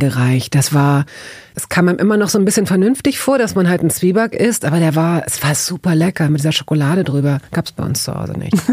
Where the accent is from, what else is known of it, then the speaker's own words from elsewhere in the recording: Hamburg, Germany; Also ich bin ja in Hamburg aufgewachsen, in Hamburg-Wellingsbüttel